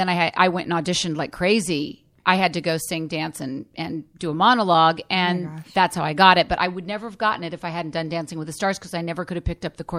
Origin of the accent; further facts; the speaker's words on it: Oregon, United States; now in Los Angeles, United States; I grew up in Oregon.